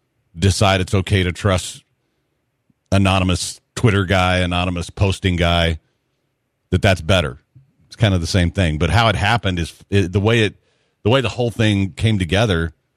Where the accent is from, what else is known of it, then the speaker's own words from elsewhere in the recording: Kentucky, United States; We're from Kentucky, and neither of us have gone to the horse track in a while.